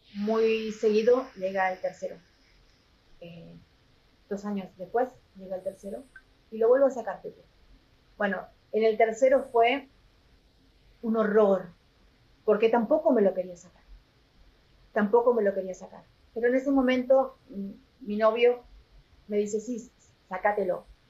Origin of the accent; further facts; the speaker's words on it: Corrientes, Argentina; moved away as an adult; also born or lived in Madrid, Spain / United States / Chile / Paraguay; yo soy correntina, nací en una provincia del norte de Argentina